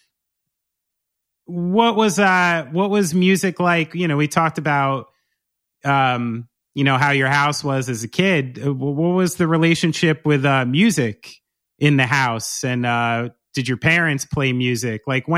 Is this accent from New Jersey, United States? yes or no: yes; New Jersey, United States; I'm from New Jersey. You can't get rid of it.